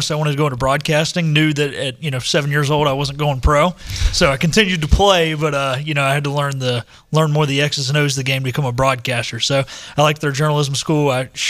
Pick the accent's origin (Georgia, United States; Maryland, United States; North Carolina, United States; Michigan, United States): North Carolina, United States; Harrisburg; So grew up in Harrisburg, North Carolina, which is a suburb of Charlotte.